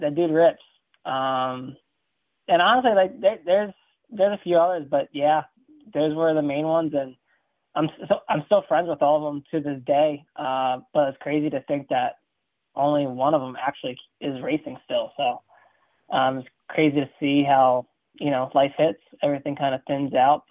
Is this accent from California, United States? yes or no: no; Delaware, United States; I grew up in Delaware. That's where I'm from.